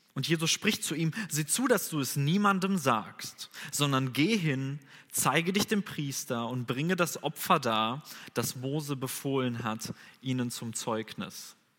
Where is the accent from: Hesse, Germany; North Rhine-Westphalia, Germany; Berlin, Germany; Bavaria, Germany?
North Rhine-Westphalia, Germany; Bünde; moved away as an adult; now in Bonn, Germany; Ich komme ursprünglich aus Bünde, das ist ja gar nicht so weit weg von hier